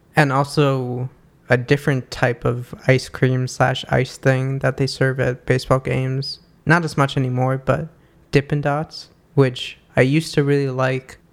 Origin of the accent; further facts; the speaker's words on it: New York, United States; growing up in New York